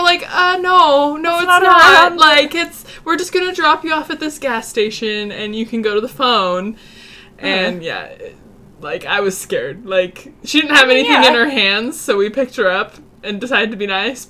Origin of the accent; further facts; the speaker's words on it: Montana, United States; And I'm from Montana, and I'm just like...